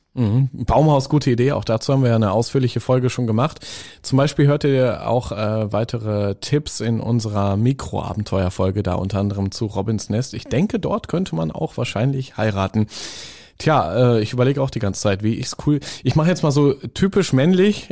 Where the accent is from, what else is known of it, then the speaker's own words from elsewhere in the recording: Northern Germany, Germany; Ich komme ja auch aus dem Norden, wie man vielleicht hört